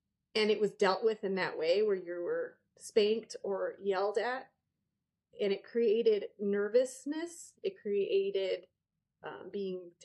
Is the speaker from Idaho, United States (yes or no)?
no; Arizona, United States; I grew up in Arizona